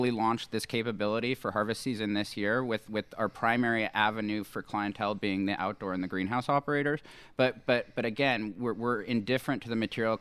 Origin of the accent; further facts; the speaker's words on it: Los Angeles, California, United States; moved away as an adult; now in Lake County, United States; I'm from Sherman Oaks